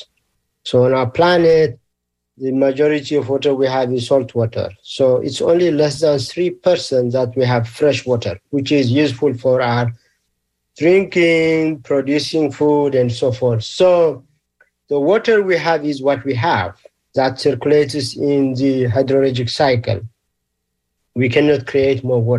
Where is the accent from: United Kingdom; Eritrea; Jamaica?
Eritrea; moved away; also born or lived in Ethiopia / Australia / Sweden; I'm originally from Eritrea, which is in East Africa. And I did my elementary, middle, and high school. Also did my first degree in Ethiopia.